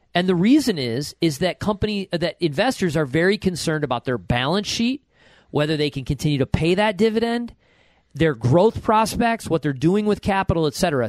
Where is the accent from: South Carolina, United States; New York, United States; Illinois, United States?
New York, United States; Buffalo Rochester area; accent: Western New York; I'm from the Buffalo Rochester area